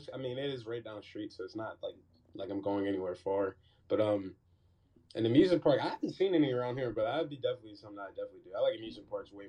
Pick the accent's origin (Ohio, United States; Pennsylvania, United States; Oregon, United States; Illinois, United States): Pennsylvania, United States; Pittsburgh; moved away as an adult; now in Houston, United States; I'm from Pittsburgh.